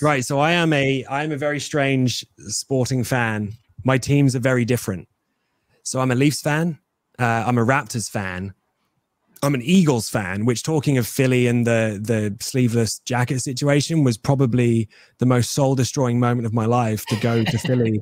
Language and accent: English; England, United Kingdom; your boy will be wrestling as an Englishman